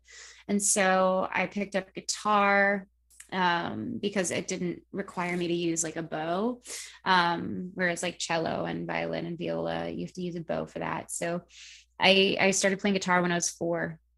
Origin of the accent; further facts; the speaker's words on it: Philippines; being both Filipino and being a, you know, trained vocalist